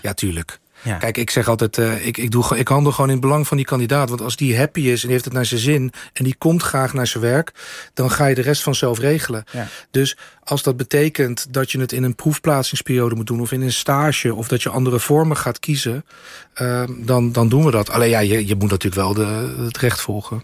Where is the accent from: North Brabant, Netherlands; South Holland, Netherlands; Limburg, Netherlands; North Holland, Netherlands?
South Holland, Netherlands; The Hague; opgegroeid in de Schilderswijk